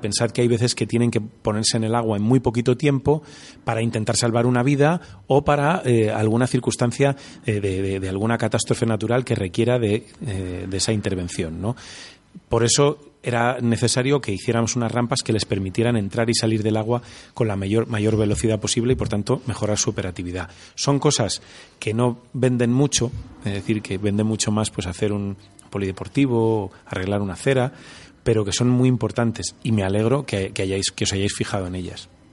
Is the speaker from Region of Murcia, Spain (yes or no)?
no; Valladolid, Castile and León, Spain; me enorgullece de, de, ser vallisoletano